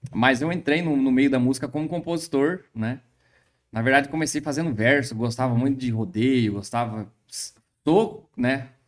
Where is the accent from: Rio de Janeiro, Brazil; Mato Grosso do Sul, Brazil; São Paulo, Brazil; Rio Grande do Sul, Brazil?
Mato Grosso do Sul, Brazil; Bela Vista; Mato Grosso do Sul. Mato Grosso.